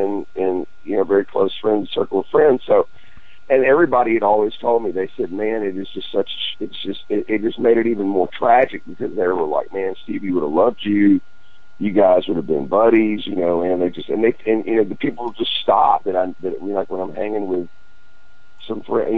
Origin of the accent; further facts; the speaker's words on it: near the Texas line, Louisiana, United States; here in the area where I grew up in, because, you know, Louisiana, and I was in from Freeport, like right on the Texas line, and then all through East Texas over to Dallas.